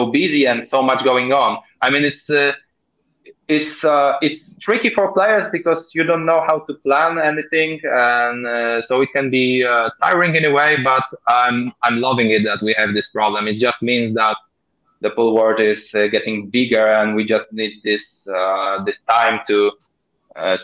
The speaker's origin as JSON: {"language": "English", "country": "Poland", "said": "my home country"}